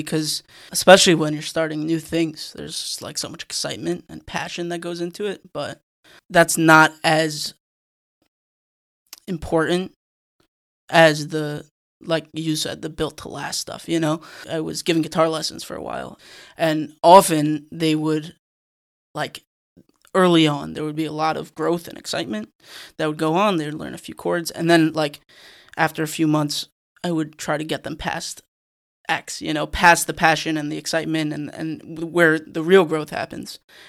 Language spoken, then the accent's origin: English; Monsey, New York, United States; I'm from Muncie. I'm from Muncie.